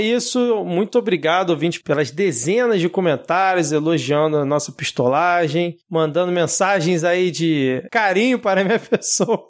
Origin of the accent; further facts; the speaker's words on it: Rio de Janeiro, Brazil; sempre morei a minha vida toda aqui no Rio de Janeiro